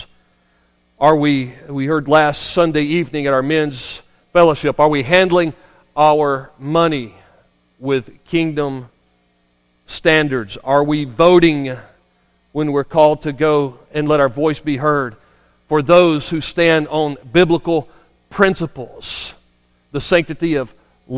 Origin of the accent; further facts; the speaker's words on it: United States; I grew up here in Madison County